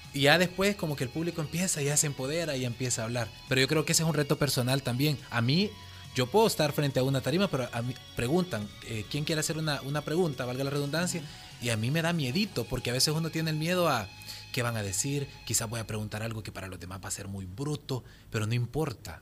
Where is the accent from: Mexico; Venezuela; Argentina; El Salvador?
El Salvador; como salvadoreños